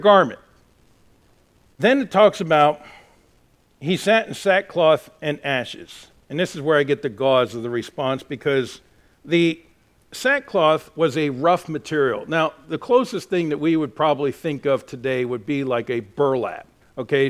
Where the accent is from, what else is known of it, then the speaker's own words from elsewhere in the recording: United States; I am an American